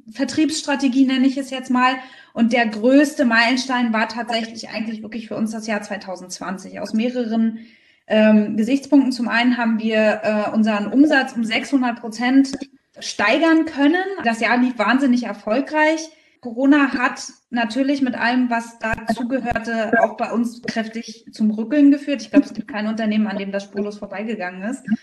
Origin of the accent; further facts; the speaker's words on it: Berlin, Germany; now in Rostock, Germany; ich bin gar kein gebürtiger Fischkopf, sondern ich komme eigentlich aus Berlin. Aber bin ja 2014 nach äh, Rostock gezogen